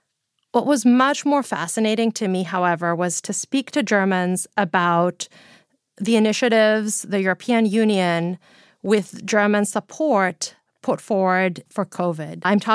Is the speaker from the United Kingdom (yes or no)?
no; Greece; I'm from Greece